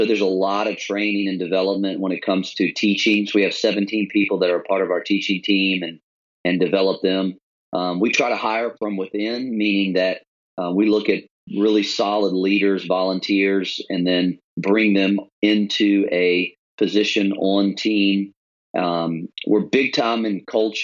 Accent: Richmond, Virginia, United States; moved away as an adult; now in Charlotte, United States; We actually came from another part of the East Coast. We're from Richmond originally. And so moved here 15 years ago

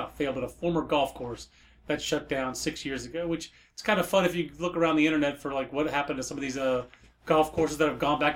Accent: Fayetteville, North Carolina, United States; I'm actually from Fayetteville, North Carolina.

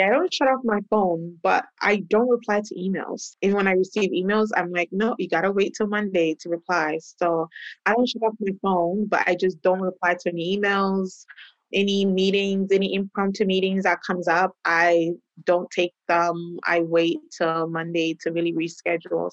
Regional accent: Canada; also born or lived in Ghana; I'm originally from Ghana. I grew up in Canada

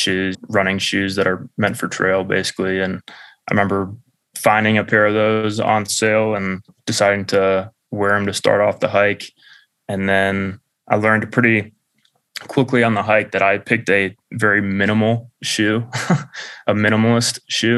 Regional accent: Atlanta, Georgia, United States; where Nick and I grew up in Atlanta

